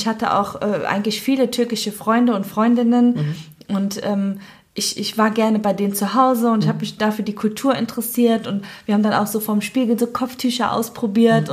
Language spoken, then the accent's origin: German; Cologne, North Rhine-Westphalia, Germany; ich bin in Köln geboren, ich bin ein kölsches Mädchen, ich bin auch ähm, komplett in Köln aufgewohnt, äh, aufgewachsen natürlich